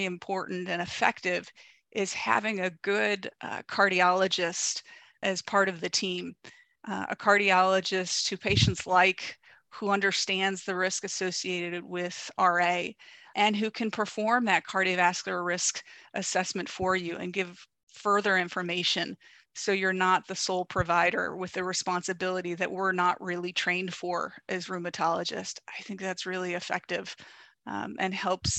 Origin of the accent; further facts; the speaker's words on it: Ohio, United States; now in Southern California, United States; I'm from the Midwest. I know beef and potatoes. Grew up in Ohio.